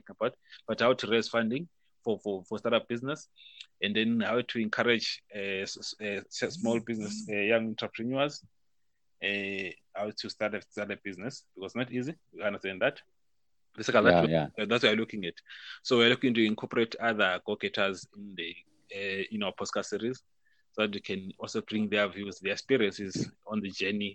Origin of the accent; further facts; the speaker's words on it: Tembisa, Gauteng, South Africa; I'm from Tembisa, in a township in Johannesburg. I grew up there.